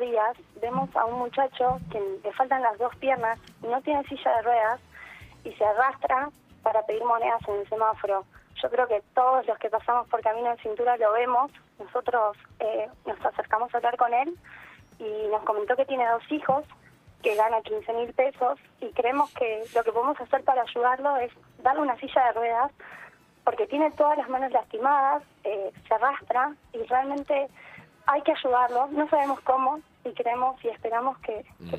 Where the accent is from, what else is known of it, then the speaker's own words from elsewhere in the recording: Tablada, Buenos Aires Province, Argentina; yo con mi compañero somos de Ciudadita nosotros en, Tablada